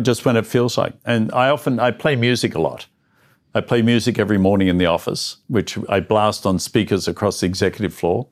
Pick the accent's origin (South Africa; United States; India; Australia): Australia; Melbourne, Victoria; moved away; I'm an Australian guy who grew up in the suburbs of Melbourne